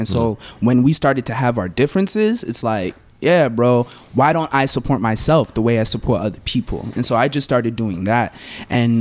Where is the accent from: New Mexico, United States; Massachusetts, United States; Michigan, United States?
Massachusetts, United States; Somerville; now in Brockton, United States; I was born and raised in Somerville. Okay. I live out in Brockton now because of gentrification